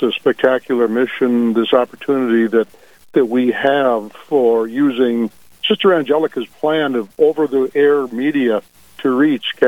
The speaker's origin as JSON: {"language": "English", "town": "Dickinson", "region": "North Dakota", "country": "United States", "also_born_or_lived": "Bismarck, North Dakota / Minot, North Dakota / Fargo, North Dakota", "said": "we're from Dickinson. Through my career in media business, we lived in Dickinson, Bismarck, Minot, and Fargo"}